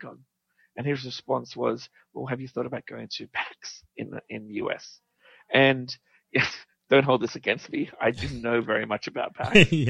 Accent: Australia

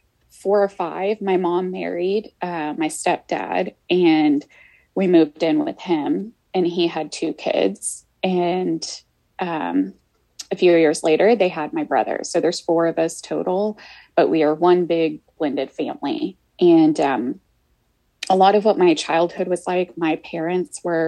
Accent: Houston, Texas, United States; I grew up, I was born here in Houston, and I lived with my mom and my grandmother

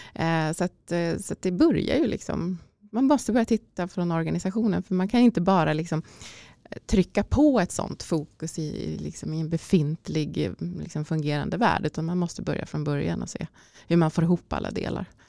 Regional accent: Ärentuna, Uppsala County, Sweden; min resa börjar uh, i Ärentuna utanför Uppsala skulle jag säga då, där jag är uppvuxen

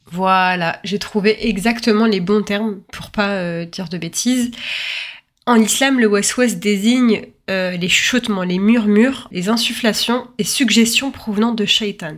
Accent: France; je suis née en France

